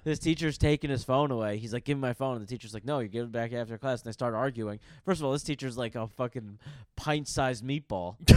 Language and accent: English; New York, United States; I'm from New York